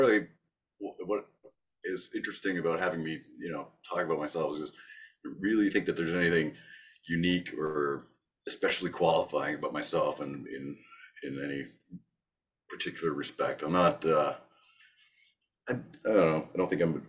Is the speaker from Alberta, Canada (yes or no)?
no; Toronto, Ontario, Canada; born or raised there; also born or lived in Thornhill, Ontario / Mississauga, Ontario